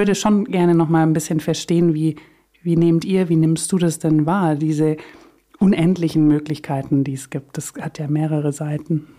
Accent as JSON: {"language": "German", "area": "Swabia", "region": "Baden-Württemberg", "country": "Germany", "said": "ich komme aus Süddeutschland, für alle, die es nicht wissen oder hören, ähm, aus dem Schwabeländle"}